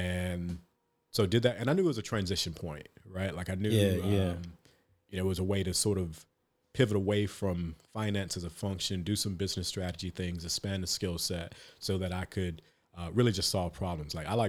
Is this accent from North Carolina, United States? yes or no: yes; North Carolina, United States; That wasn't it for me, because I'm from North Carolina, and I thought Chicago was big.